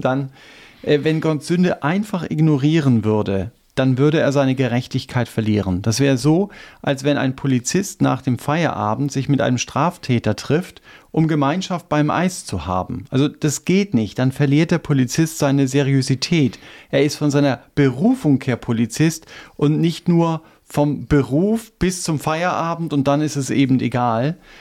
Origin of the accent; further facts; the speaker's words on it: Germany; wir als Deutsche